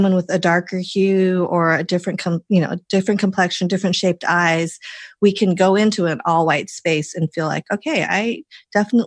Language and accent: English; Colorado, United States; I grew up in Colorado, like all my life, like, you know, it's like, I really am from there.